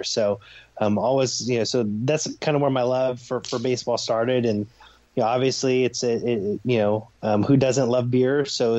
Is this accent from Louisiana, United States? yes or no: no; Stockton, California, United States; I grew up in Northern California in Stockton.